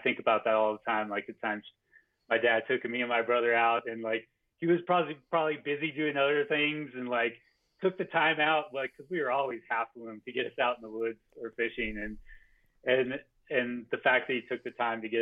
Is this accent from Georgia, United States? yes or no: no; Farmington, New Mexico, United States; I grew up in Farmington, New Mexico, which is in the Four Corners region